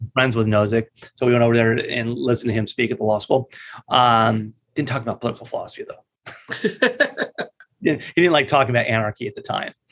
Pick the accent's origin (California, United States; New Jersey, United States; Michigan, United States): California, United States; La Mirada; also born or lived in Los Angeles, California; I grew up in La Mirada, California